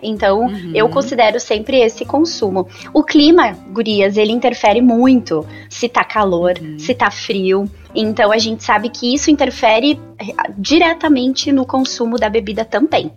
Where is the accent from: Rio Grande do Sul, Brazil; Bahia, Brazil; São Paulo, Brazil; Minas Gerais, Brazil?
Rio Grande do Sul, Brazil; Nova Petrópolis; also born or lived in Caxias do Sul / Gramado; sou natural e moro em Nova Petrópolis. Morei um tempinho em Caxias, morei em Gramado, já viajei bastante, mas voltei para Nova Petrópolis